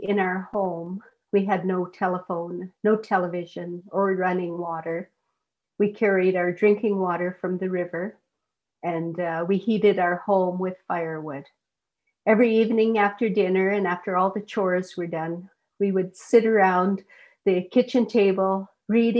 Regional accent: Teslin, Yukon, Canada; I'm from Teslin, and the Teslin Tlingit Council is the First Nation that I'm associated

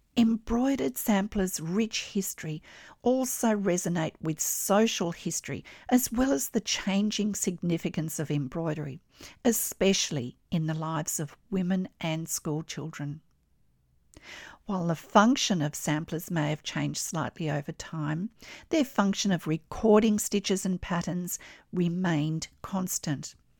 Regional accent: Australia; I'm an Australian textile artist

